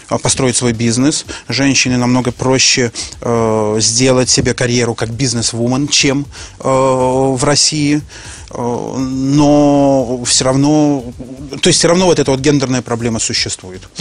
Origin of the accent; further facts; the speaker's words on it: Minsk, Minsk Region, Belarus; Да, безусловно. Я, я был... Э, я белорус. До 95